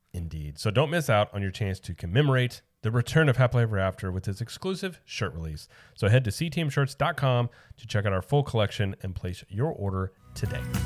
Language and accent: English; Springfield, Missouri, United States; moved away; growing up in Springfield, like, we're really near Branson